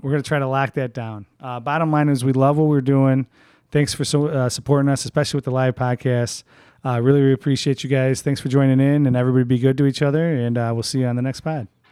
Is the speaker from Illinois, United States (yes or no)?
yes; Chicago, Illinois, United States; We're all from Chicago